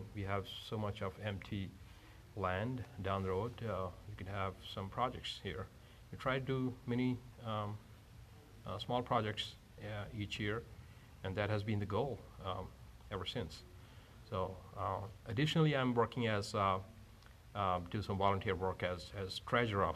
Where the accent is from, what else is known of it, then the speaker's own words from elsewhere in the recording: India; now in Buena Park, United States; I grew up among Masons in India